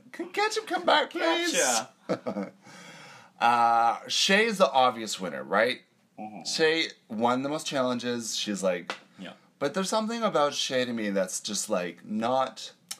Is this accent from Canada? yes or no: yes; Canada; accent: Canadian; my Canadian accent